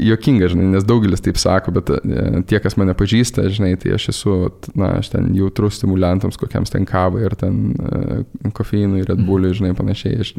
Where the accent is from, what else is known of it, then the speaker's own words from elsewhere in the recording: Lithuania; moved away; aš esu lietuvis